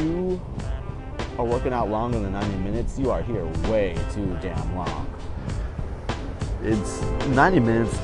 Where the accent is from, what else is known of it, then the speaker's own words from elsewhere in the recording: Chicago, Illinois, United States; my hometown team, the Chicago Bears.